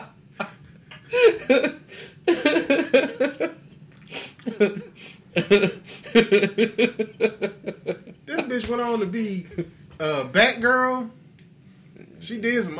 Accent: United States; I'm also an American

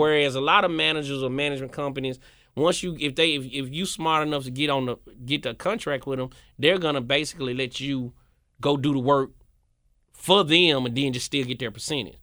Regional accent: Memphis, Tennessee, United States; moved back to Memphis

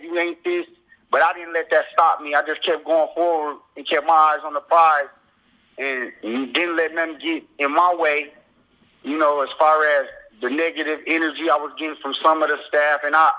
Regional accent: Flint, Michigan, United States; I'm from Flint, Michigan. So I always grew up around that Michigan music, as far as

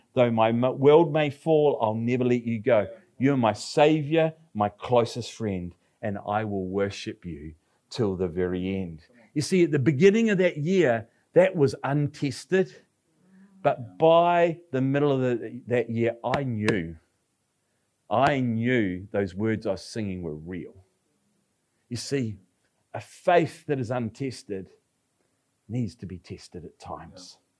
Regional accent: Palmerston North, Manawatū-Whanganui, New Zealand; now in Nelson, New Zealand; Palmerston North, which is my hometown

